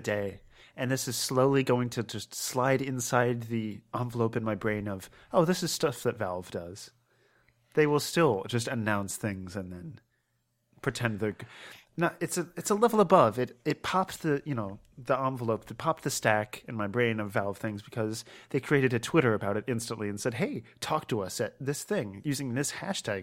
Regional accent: Maryland, United States; now in Pennsylvania, United States; I'm from Maryland

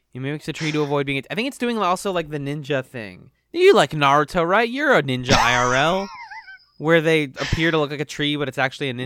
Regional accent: Boston, Massachusetts, United States; Boston, Massachusetts.

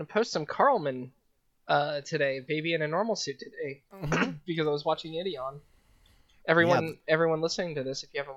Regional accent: Las Vegas, Nevada, United States; moved away; I grew up in Vegas

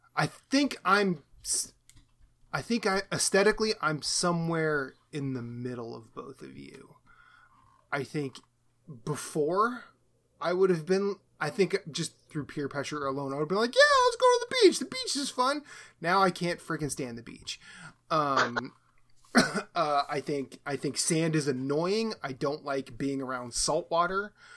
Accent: Iowa, United States; I grew up in Iowa

